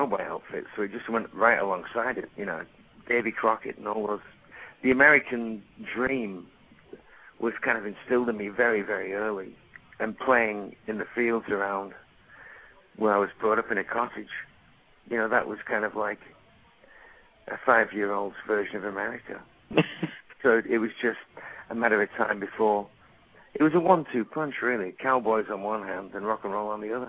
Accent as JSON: {"language": "English", "town": "Lancaster", "region": "North West England", "country": "United Kingdom", "tie": "born or raised there", "also_born_or_lived": "London", "moved": "as an adult", "said": "I was born in Lancaster, England. It's in the northwest"}